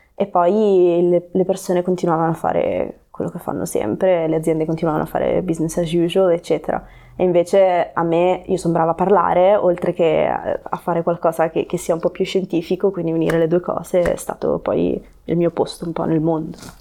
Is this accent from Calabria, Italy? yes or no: yes; Reggio Calabria, Calabria, Italy; moved away as an adult; also born or lived in North Wales / Cornwall; now in Genoa, Italy; io quindi sono nata e cresciuta a Reggio Calabria